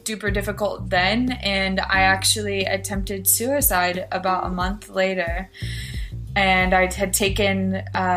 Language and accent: English; Filer, Idaho, United States; I am from Filer, Idaho. It's a small town in southern Idaho.